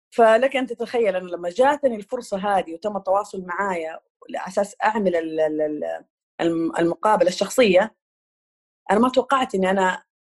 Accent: Jeddah, Makkah Province, Saudi Arabia; moved away as an adult; now in Eastern Province, Saudi Arabia; أنا أساساً originally من الحجاز، من جدة

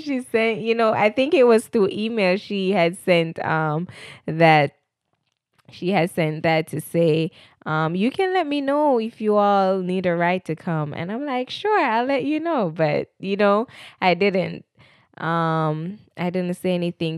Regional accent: Jamaica; moved away as an adult; I'm a Jamaican. I recently migrated in twenty eighteen

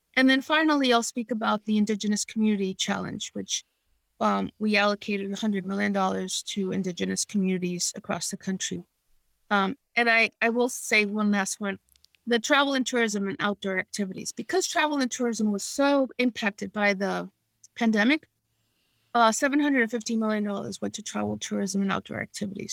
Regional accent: New York City, New York, United States; I grew up in New York City in the 70s when the city was in its worst shape

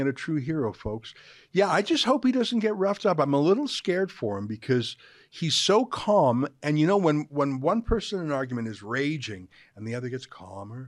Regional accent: Canada

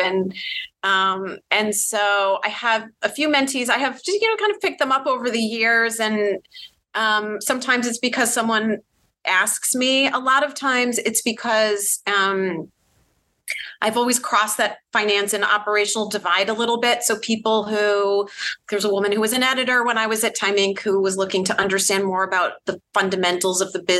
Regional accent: Boston, Massachusetts, United States; moved away as an adult; also born or lived in New York; I'm originally from the Boston area

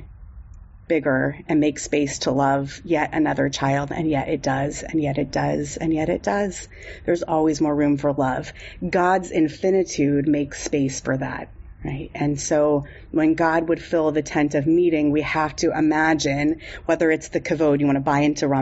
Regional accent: San Diego, California, United States; I grew up in San Diego

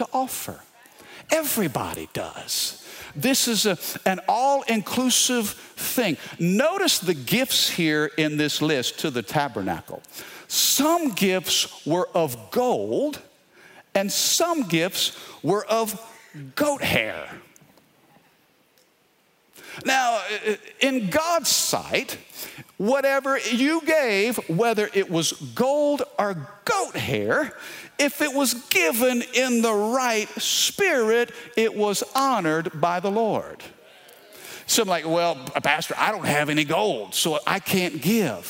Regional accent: Baton Rouge, Louisiana, United States; we're from Baton Rouge.

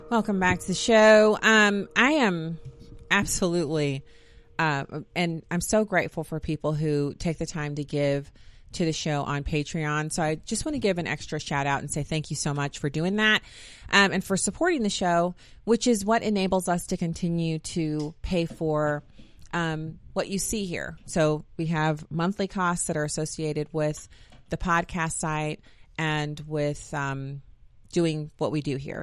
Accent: United States

